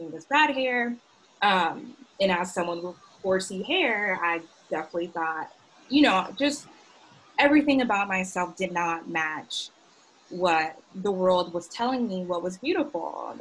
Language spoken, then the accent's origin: English; Augusta, Georgia, United States; I grew up in Augusta, Georgia, um, South Augusta.